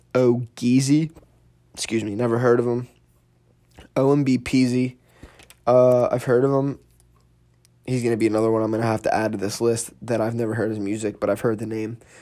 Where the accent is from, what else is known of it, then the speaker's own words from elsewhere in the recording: Philadelphia, Pennsylvania, United States; Philly, which is where I'm from